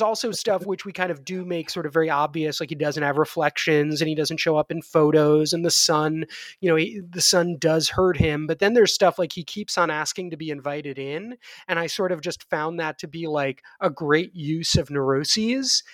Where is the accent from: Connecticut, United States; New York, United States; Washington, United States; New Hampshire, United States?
New York, United States; New York City; I grew up in New York City in, um, in the eighties and the nineties